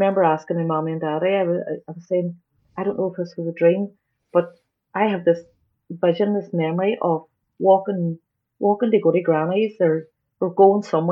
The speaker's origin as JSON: {"language": "English", "town": "Derry", "region": "Northern Ireland", "country": "United Kingdom", "tie": "born or raised there", "said": "Growing up here"}